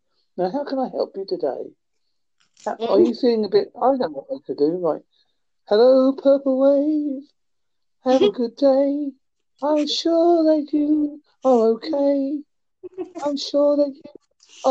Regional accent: Holsworthy, South West England, United Kingdom; I am from England.

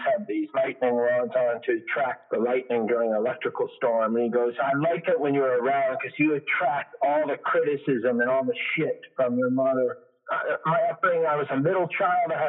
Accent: east of Montreal, Quebec, Canada; I was born in Montreal, Quebec, Canada.

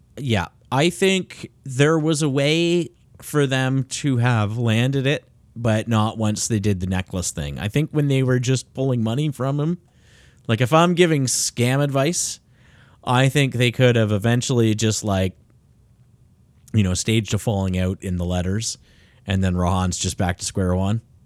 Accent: Canada; even though I am Canadian

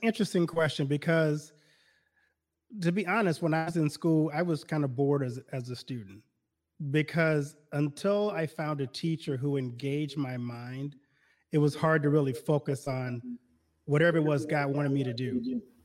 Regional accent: Baton Rouge, Louisiana, United States; moved away as an adult; also born or lived in Detroit / Milwaukee / Chicago; now in Iowa, United States; I'm originally from Louisiana. I grew up in Baton Rouge, Louisiana

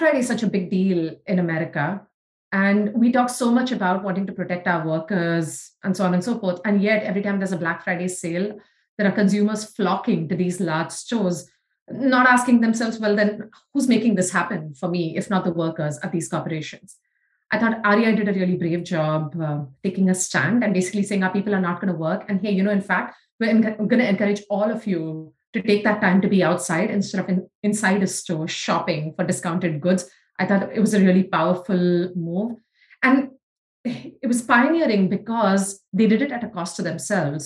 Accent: India; moved away; even though we grew up in India. That our life as Indian girls were very different

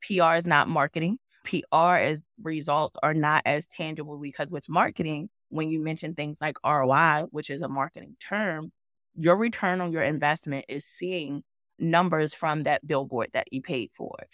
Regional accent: Baltimore, Maryland, United States; also born or lived in New York / Los Angeles; now in Atlanta, United States; coming where I'm from, I'm from Baltimore, Maryland

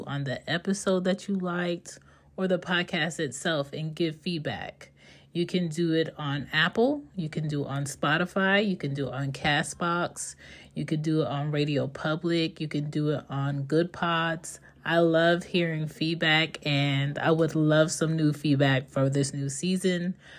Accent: Jamaica; Ask me as a Jamaican woman what is tradition in my family.

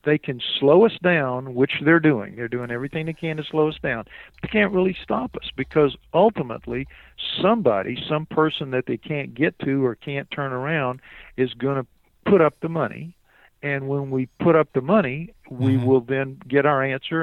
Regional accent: New Orleans, Louisiana, United States; I'm from New Orleans.

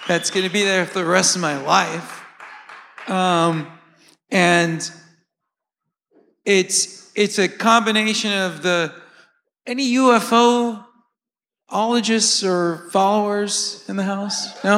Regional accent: United States; moved away; somebody who doesn't live in the United States anymore

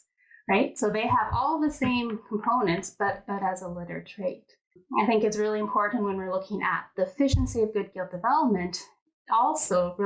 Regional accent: Edmonton, Alberta, Canada; I was born and raised here in Edmonton

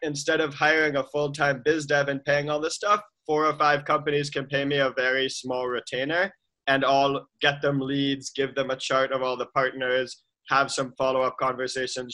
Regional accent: Boston, Massachusetts, United States; I grew up in Boston, normal, let's say like conservative Jewish Boston family

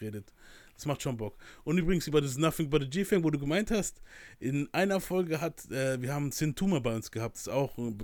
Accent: Germany; Ich bin aus der Nähe von Mannheim

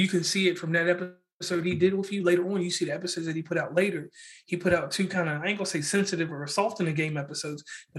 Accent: Parkersburg, West Virginia, United States; I'm from Parkersburg, West Virginia.

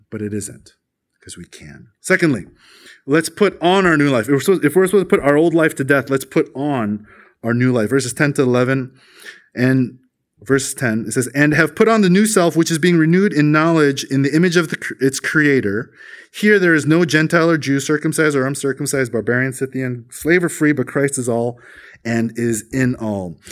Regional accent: South Korea; we as Koreans, we're the majority crowd.

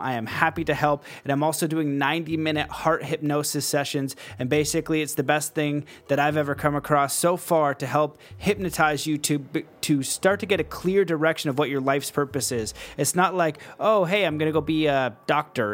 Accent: Canada; I'm Canadian

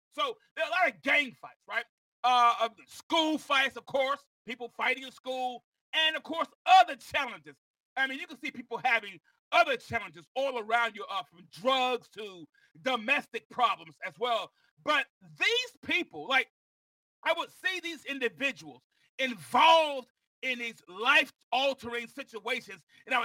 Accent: Mount Vernon, New York, United States; I was born in Mount Vernon, New York

